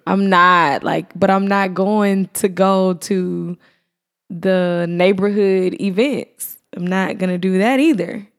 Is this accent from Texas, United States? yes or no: yes; Irving, Texas, United States; moved away; also born or lived in Atlanta; I'm from Irving